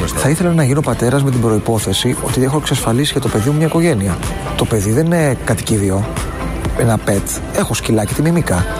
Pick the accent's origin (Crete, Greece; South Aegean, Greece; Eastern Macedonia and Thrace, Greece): Eastern Macedonia and Thrace, Greece; Evros; πάνω στον Εύρο, στο σπήλαιο στο χωριό μου